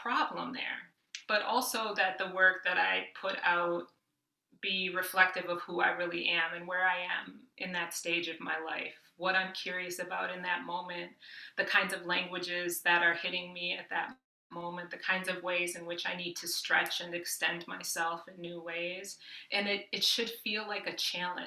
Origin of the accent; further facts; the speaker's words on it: Midwest, United States; I grew up working class in the Midwest